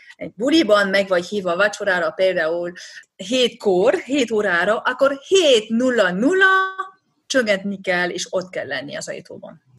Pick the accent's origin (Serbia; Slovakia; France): France; Hungarian is a second language; also born or lived in Budapest, Hungary; now in Switzerland; én francia vagyok, Pesten laktam